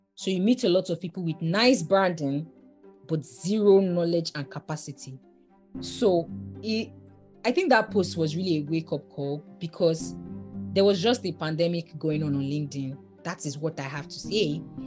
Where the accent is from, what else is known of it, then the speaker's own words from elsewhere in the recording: Nigeria; I'm from Nigeria, my work extensively is in Nigeria